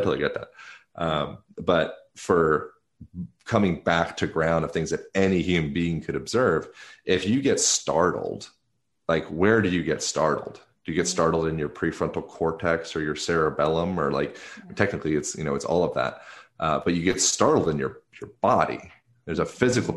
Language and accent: English; Lancaster, Pennsylvania, United States; moved away; also born or lived in Venice; I grew up in Lancaster, Pennsylvania